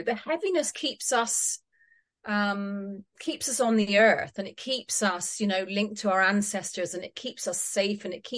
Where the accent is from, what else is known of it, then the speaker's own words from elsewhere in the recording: Scotland, United Kingdom; I'm Scottish